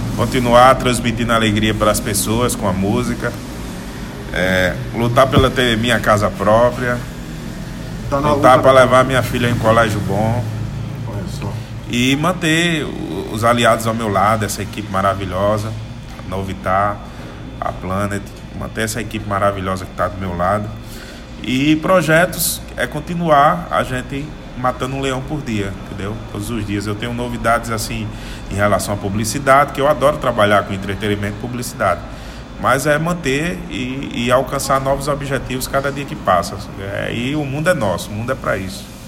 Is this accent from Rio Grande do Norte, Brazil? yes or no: yes; Rio Grande do Norte, Brazil; no Rio Grande do Norte, meu estado.